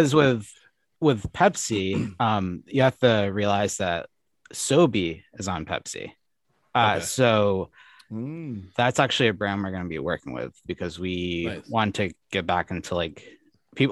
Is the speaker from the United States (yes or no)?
yes; Maine, United States; I'm from Maine